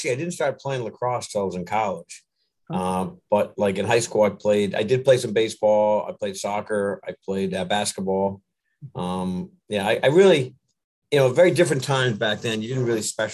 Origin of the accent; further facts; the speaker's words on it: north of Boston, Massachusetts, United States; I grew up in the little north of Boston in that area